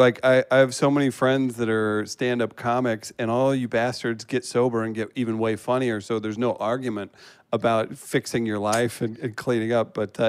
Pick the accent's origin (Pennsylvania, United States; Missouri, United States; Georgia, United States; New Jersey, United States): Missouri, United States; Farmington; I grew up in Farmington, Missouri.